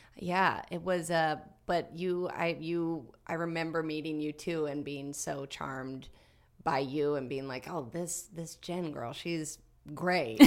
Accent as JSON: {"language": "English", "town": "Galax", "region": "Virginia", "country": "United States", "said": "I'm from Galax, Virginia. which is southwestern Virginia, right near the border of North Carolina"}